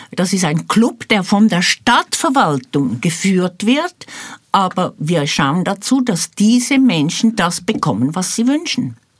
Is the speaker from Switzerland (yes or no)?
yes; Switzerland; moved away as an adult; now in Jerusalem, Israel; vor 54 Jahren aus der Schweiz ausgewandert als Resultat vom Sechstagekrieg. Denn ich war in einem zionistischen Jugendbund mit 17 Jahren und nach zwei Jahren, 1969, bin ich ausgewandert